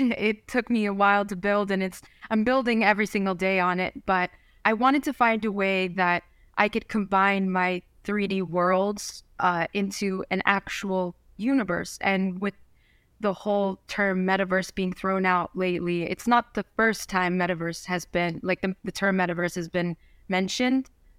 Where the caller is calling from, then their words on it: New Jersey, United States; North Jersey, like 15 minutes away from the city, like everyone says from North Jersey.